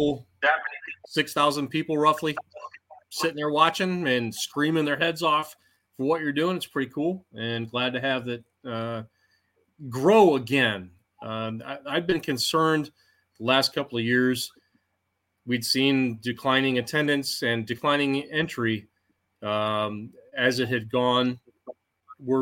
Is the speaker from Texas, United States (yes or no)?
no; Armada, Michigan, United States; it's my hometown fair